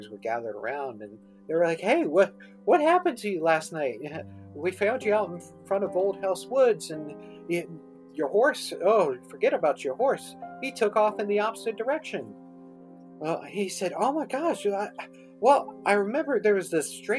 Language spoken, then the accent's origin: English; Mathews County, Virginia, United States; my hometown of Matthews County